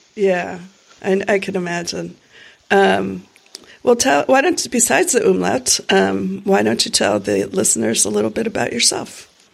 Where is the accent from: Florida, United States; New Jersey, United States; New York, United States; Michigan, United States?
Florida, United States; moved away; I grew up in Florida